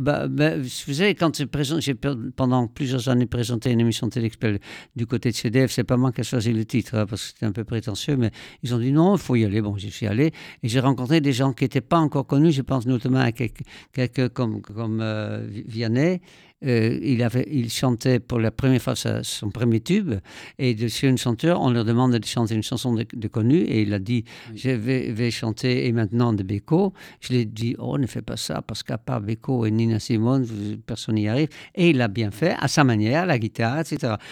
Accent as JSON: {"language": "French", "country": "Netherlands", "tie": "born or raised there", "moved": "yes", "said": "j'ai grandi aux Pays-Bas"}